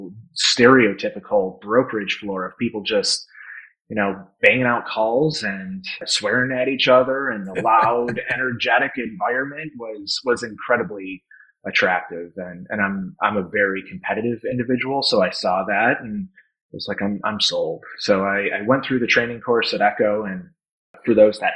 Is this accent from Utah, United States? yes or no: no; Naperville, Illinois, United States; grew up in Chicago suburbs